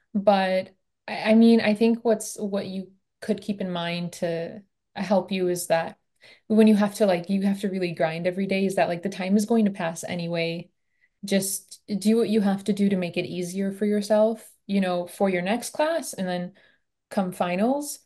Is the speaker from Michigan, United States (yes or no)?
yes; Michigan, United States; I'm from Michigan